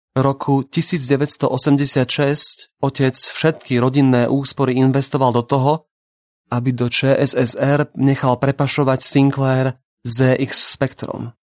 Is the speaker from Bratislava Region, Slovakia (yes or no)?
yes; Bratislava, Bratislava Region, Slovakia; Narodil som sa koncom roka 1976 v Bratislave